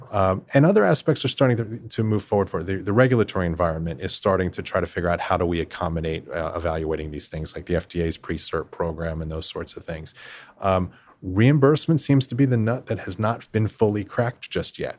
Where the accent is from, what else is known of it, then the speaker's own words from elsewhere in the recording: Philadelphia area, Pennsylvania, United States; I grew up just outside the Philadelphia area